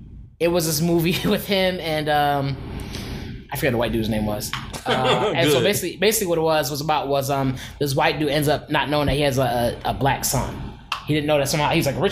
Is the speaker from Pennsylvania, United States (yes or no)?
yes; Philadelphia, Pennsylvania, United States; I'm from Philly